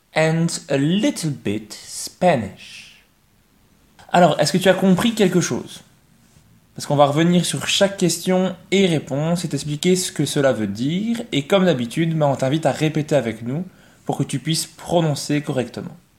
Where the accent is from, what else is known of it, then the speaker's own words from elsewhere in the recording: Belgium; also born or lived in Mons; I come from Belgium. I come from Belgium. I am Belgian